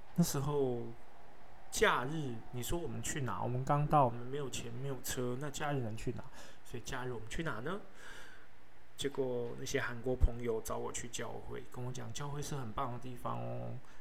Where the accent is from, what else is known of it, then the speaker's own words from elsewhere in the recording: Taipei, Taiwan; moved away as an adult; also born or lived in Yilan / Brisbane; 我是在台北土生土长的小孩，但是我在伊朗读的五专，我们学校叫复兴文专